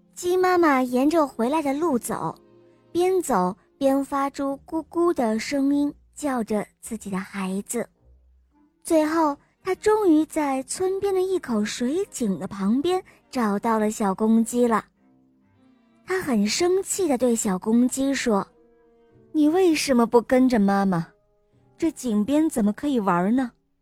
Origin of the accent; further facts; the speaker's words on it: Wuhan, Hubei, China; 我来自湖北武汉